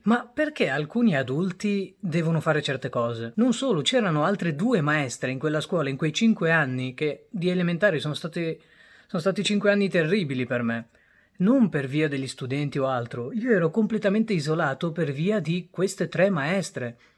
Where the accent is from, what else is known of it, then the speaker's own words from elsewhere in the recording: Italy; also born or lived in Bangladesh; Io sono arrivato in Italia quando avevo 4 anni